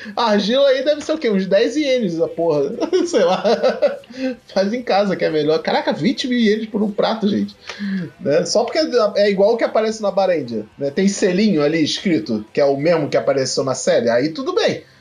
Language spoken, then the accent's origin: Portuguese; Brazil; eu venho do Brasil